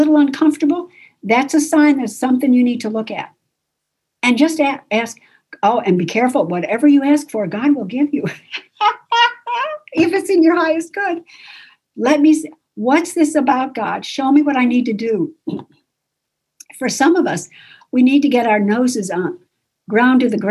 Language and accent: English; Buffalo, New York, United States; I was raised in Buffalo, New York